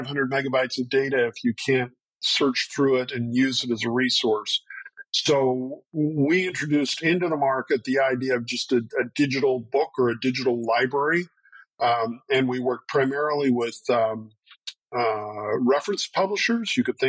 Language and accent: English; Montana, United States; But yeah, I call myself a Montanan.